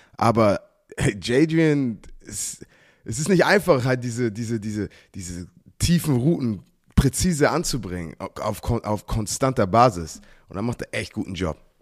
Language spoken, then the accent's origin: German; United States; now in Germany; ich mit Football aufgewachsen bin in Amerika